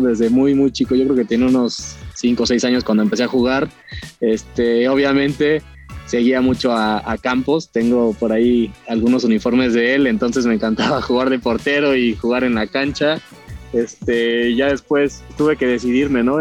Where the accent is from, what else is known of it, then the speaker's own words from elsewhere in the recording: Cuernavaca, Morelos, Mexico; also born or lived in Mexico City; yo nací en la Ciudad de México, pero siempre viví en Cuernavaca